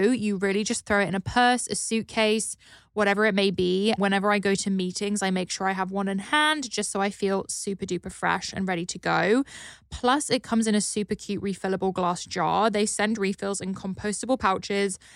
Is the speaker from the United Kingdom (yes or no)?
yes; United Kingdom; now in Los Angeles, United States; a pale British person